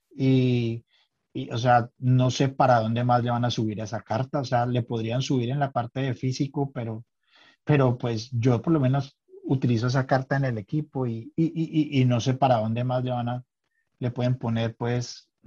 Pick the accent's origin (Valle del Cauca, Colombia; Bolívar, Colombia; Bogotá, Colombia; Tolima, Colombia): Valle del Cauca, Colombia; Cali; moved away as an adult; now in Tromsø, Norway; yo soy nacido en Cali, Colombia. hace más de 20 años soy hijo adoptivo de Noruega. hoy vivo en Trumso